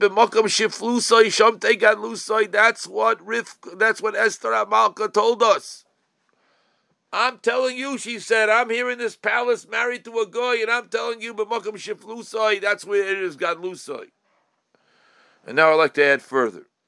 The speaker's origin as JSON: {"language": "English", "country": "United States", "said": "as an American on both sides, with grandparents who lived in America, and great-grandparents who lived in America"}